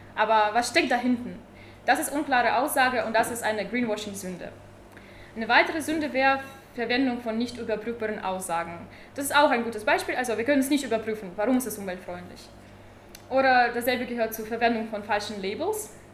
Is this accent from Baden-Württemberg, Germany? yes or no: yes; Tübingen, Baden-Württemberg, Germany; Ich komme aus Tübingen, studiere derzeit Friedensforschung.